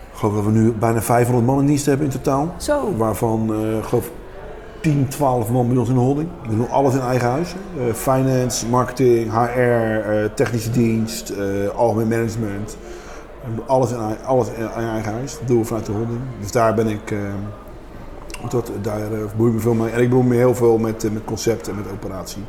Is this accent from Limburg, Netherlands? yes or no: no; Rotterdam, South Holland, Netherlands; het centrum van Rotterdam waar ik opgegroeid ben en waar ik, dat, ik voel me een kind van het centrum van Rotterdam.